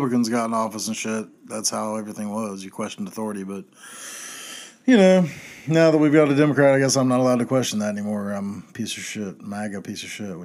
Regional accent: Chapel Hill, North Carolina, United States; I grew up in Chapel Hill when I was growing up there

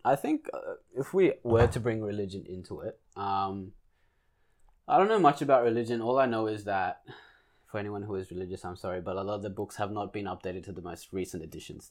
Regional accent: Australia; we're Australian

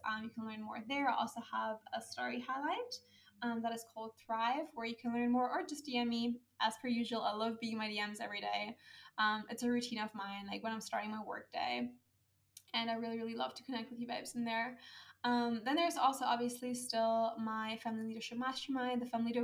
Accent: Germany; moved away as an adult; my home country, which is Germany

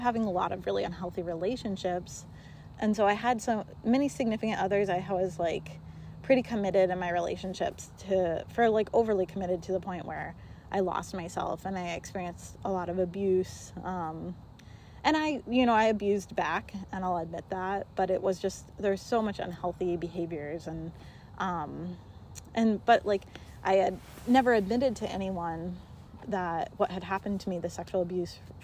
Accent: Montana, United States; moved away; I grew up in Montana. I had a graduating class of, I think, like 17 people.

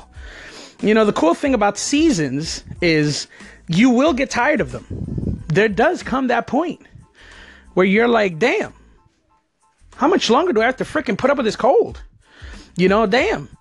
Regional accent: New Jersey, United States; moved away as an adult; also born or lived in New York City; now in Florida, United States; I was born in New York City back in 1973. I'm 44 years old. For some of you, that's pretty old, but it's really not. I'm just getting started. I moved to New Jersey right across the river in 1976, and I lived in Jersey until 2002. So I lived in Jersey basically all my life up to that point

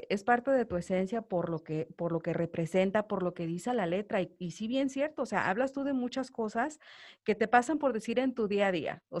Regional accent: Mexico; now in Los Angeles, United States; Nosotros acá en Estados Unidos siento que tenemos la mayoría de los que vivimos acá, que somos mexicanos de nacionalidad

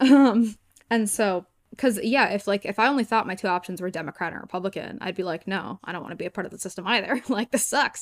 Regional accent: Newton, Massachusetts, United States; this is home for me.

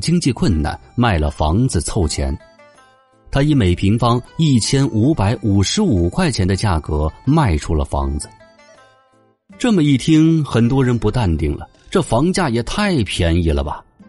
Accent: China; 我们中国人

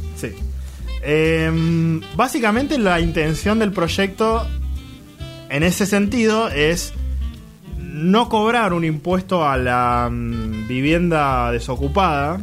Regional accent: Vicente López, Buenos Aires Province, Argentina; moved away; A pesar de que no vivo ahí, no nací ahí, pero viví mucho tiempo ahí, yo me considero de Vicente López

